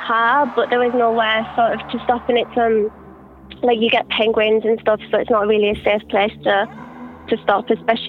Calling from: New Zealand; I'm calling from New Zealand.

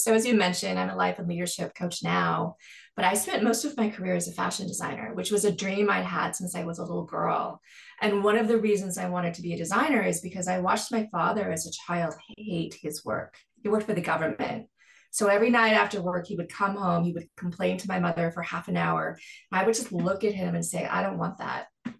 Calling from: Los Angeles, California, United States; Los Angeles, California, where it's sunny and gorgeous.

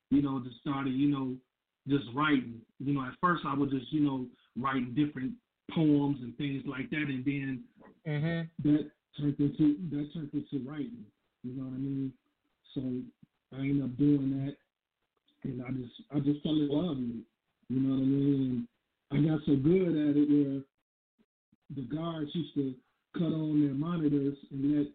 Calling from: Grand Rapids, Michigan, United States; I'm calling from Michigan, Grand Rapids, Michigan.

